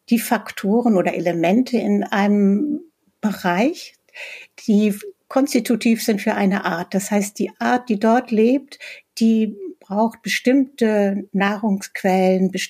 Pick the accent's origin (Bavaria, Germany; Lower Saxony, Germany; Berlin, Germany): Berlin, Germany; selbst ich komme ja aus Berlin, also selbst hier im Grunewald äh, finde ich äh, vier, fünf verschiedene Spechtarten.